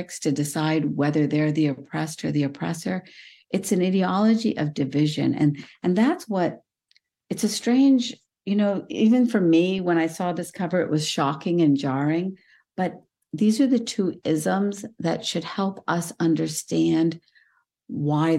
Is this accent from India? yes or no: yes; India; moved away; Well, I was born in India. I come from South Asia